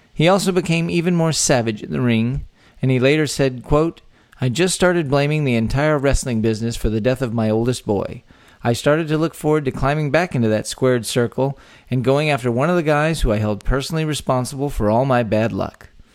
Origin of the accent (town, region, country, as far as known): Texas, United States; born or raised there